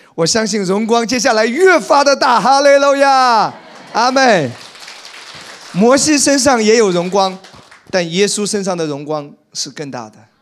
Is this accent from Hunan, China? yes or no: no; Wenzhou, Zhejiang, China; moved away; 在我们温州老家